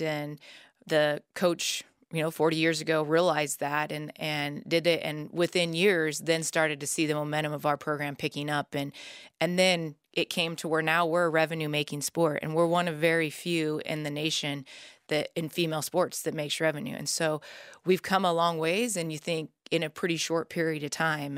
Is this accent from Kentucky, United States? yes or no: no; Nebraska, United States; I grew up in Nebraska